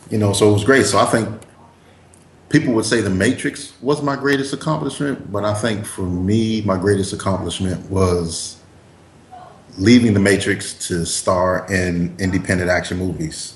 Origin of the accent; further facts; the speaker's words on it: East Coast, United States; also born or lived in Spain / Florida / New York / New Jersey; I grew up on the East Coast, even though I was born in Spain because my dad was in the military.